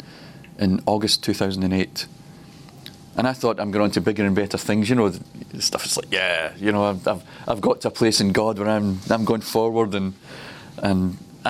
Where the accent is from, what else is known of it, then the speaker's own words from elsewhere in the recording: Glasgow, Scotland, United Kingdom; I grew up in Glasgow.